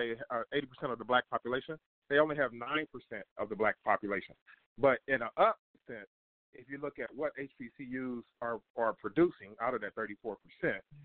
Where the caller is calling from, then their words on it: Kansas City, Missouri, United States; I'm calling from Kansas City, Missouri